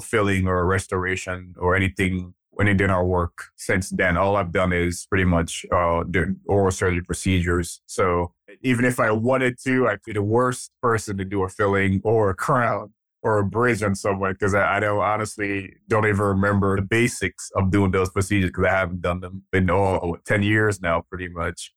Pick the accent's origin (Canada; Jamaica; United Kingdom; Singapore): Jamaica; also born or lived in Nigeria; now in United States; I'm actually Nigerian. I was born in Nigeria. Um, my dad left Nigeria when I was about three years old. We moved to Jamaica, and we lived there for, uh, most of my early childhood years